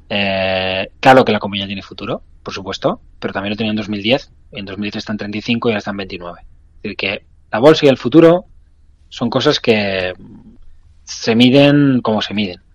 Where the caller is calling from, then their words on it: Madrid, Community of Madrid, Spain; Hola, buenas tardes. … de Madrid.